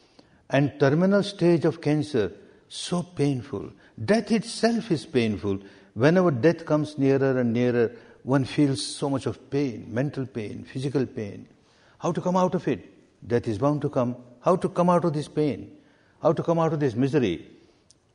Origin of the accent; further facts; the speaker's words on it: Myanmar; English is a second language; moved away as an adult; I was born and brought up in Myanmar, Burma